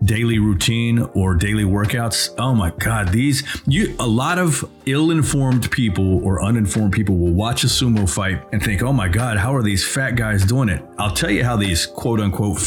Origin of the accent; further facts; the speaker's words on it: United States; as an American looking from the outside